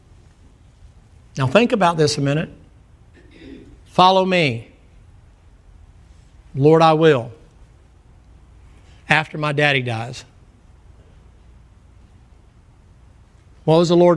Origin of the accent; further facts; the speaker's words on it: the South, United States; I'm from the South